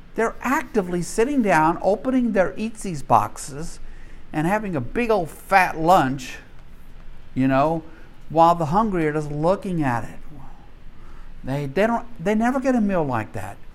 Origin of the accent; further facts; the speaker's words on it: Deep South, United States; growing up in the Deep South